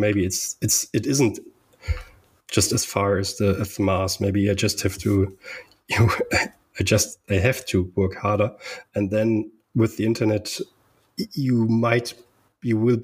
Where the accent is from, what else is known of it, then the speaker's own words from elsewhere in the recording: Germany; growing up in Germany in a little town with 100, a little village with 100 people